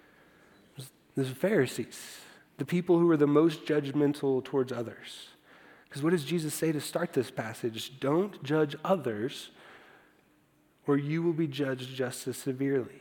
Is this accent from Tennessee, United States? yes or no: no; Iowa, United States; I grew up in Iowa